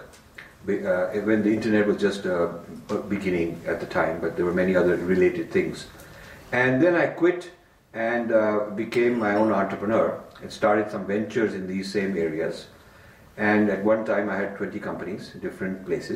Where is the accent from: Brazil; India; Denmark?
India; Delhi; I was raised in Delhi